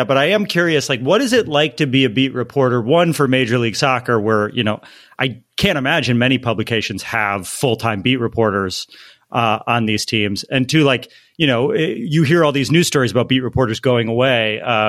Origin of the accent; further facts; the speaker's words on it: Northeast, United States; also born or lived in East Coast; now in Los Angeles, United States; I grew up in the Northeast